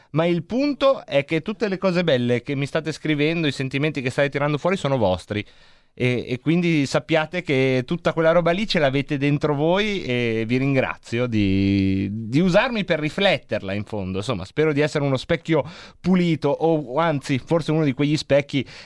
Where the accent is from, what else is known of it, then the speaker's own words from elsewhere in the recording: Varese, Lombardy, Italy; io sono di Varese